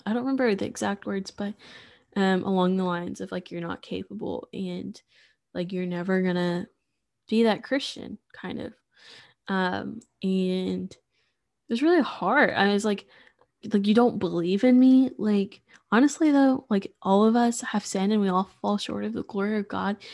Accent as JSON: {"language": "English", "town": "Sulphur Springs", "region": "Texas", "country": "United States", "also_born_or_lived": "Waco, Texas"}